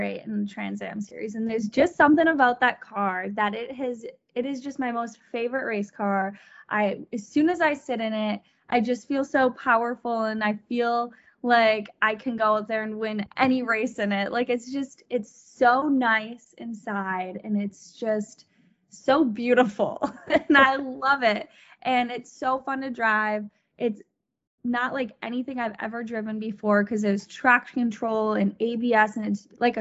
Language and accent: English; Wisconsin, United States; moved away; back in my home state